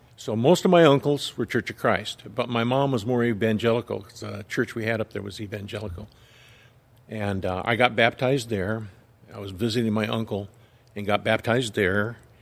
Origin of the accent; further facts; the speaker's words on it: Big Bear, California, United States; also born or lived in Lynwood, California / Downey, California; we lived in Linwood until I was five. Then, uh, my dad moved us to Big Bear